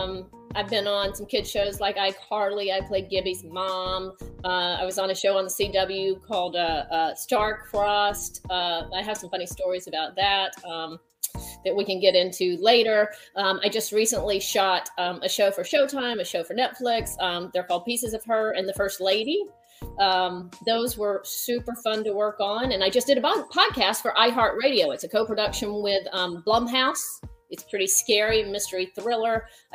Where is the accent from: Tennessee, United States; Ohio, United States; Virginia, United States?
Tennessee, United States; now in South Carolina, United States; I'm from Tennessee. I know people from Arkansas.